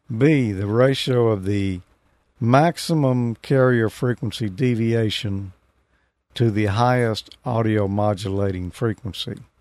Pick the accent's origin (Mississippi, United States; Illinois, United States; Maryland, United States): Mississippi, United States; I'm from Mississippi.